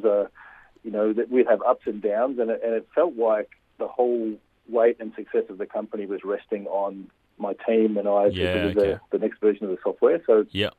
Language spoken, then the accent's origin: English; Australia; also born or lived in Glasgow, Scotland; now in Melbourne, Australia; I've grown up in Australia most of my life. I was born in Glasgow, Scotland, and was 6 years old when we came to Australia, so pretty much grown up here.